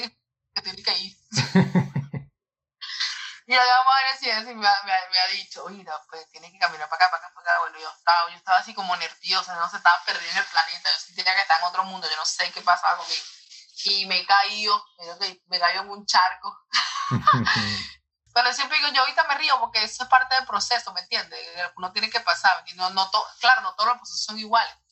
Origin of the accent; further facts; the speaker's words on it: Venezuela; moved away as an adult; now in United States; de aquí de mi colegio en Venezuela